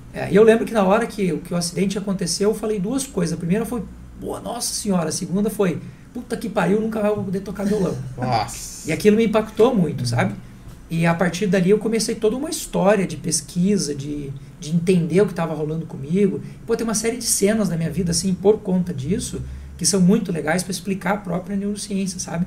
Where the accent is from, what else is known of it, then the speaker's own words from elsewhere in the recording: Santa Catarina, Brazil; moved away; Eu não nasci aqui, eu sou de Santa Catarina